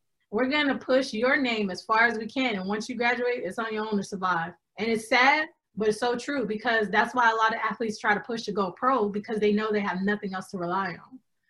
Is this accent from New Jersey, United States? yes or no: no; California, United States; I'm from California.